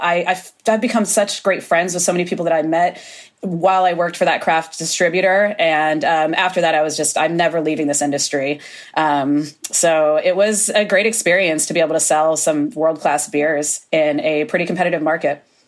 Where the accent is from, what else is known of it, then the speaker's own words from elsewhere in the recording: Florida, United States; now in Oregon, United States; I come from Florida originally